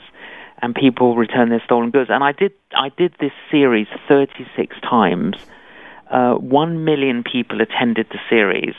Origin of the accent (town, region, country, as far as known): London, United Kingdom; born or raised there